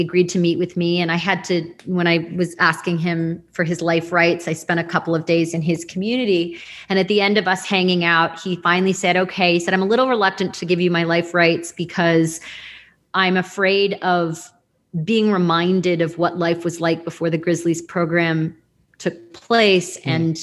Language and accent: English; Toronto, Ontario, Canada; I'm from Toronto, which is a big city in the South, in Canada.